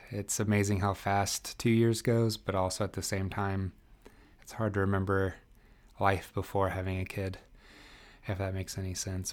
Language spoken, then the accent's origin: English; East Central Indiana, United States; moved away as an adult; also born or lived in Northeast Philadelphia; now in Philadelphia, United States; I grew up in Indiana, uh, East Central Indiana, so I liken myself to a, a, Midwesterner